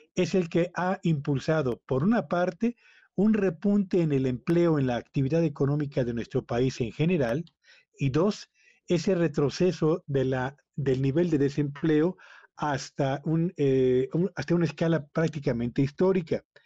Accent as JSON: {"language": "Spanish", "country": "Mexico", "said": "nuestro país"}